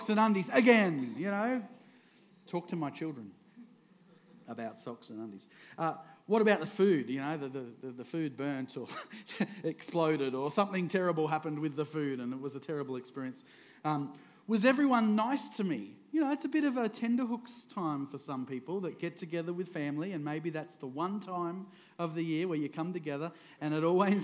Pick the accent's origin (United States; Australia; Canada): Australia; Queensland; also born or lived in Victoria, Australia; I moved up to Queensland when I was 9, and I've been in Queensland ever since